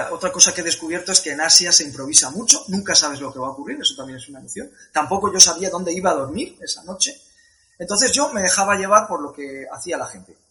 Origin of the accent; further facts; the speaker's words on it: Spain; vengo de España haciendo la ruta de la seda